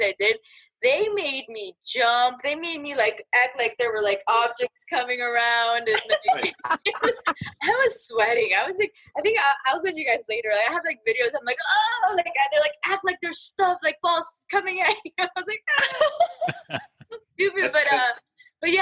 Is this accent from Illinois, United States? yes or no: no; Miami, Florida, United States; English is a second language; moved away as an adult; also born or lived in Dallas; now in Hartford, United States; I'm from Miami, and I used to listen to them in local radio